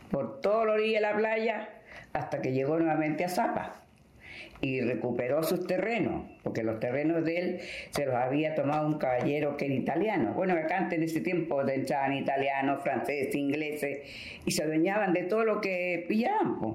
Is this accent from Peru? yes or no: yes; Peru; Porque yo soy peruana